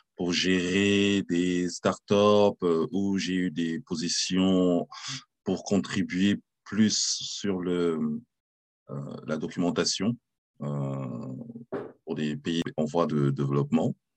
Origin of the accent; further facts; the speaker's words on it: France; moved away; also born or lived in Cameroon (ancestry) / London / New York / Berlin; je suis français d'origine camerounaise